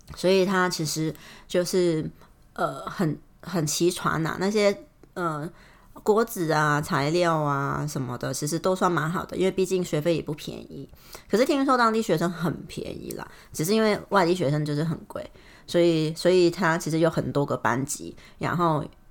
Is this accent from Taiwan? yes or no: no; Hong Kong; moved away; 我是香港的